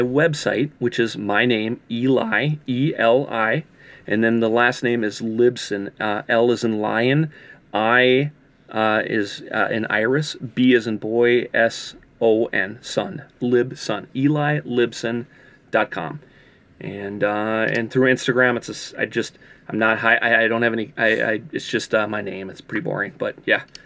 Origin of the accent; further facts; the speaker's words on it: Minneapolis, Minnesota, United States; also born or lived in California; I moved back from California, moved, uh, back to, to, to Minneapolis